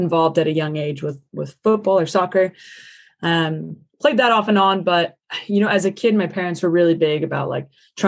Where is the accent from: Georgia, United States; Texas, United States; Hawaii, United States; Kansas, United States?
Kansas, United States; moved away as an adult; also born or lived in California / Iowa; now in Devon, United Kingdom; I grew up in Kansas, so it's right smack dab in the middle of the states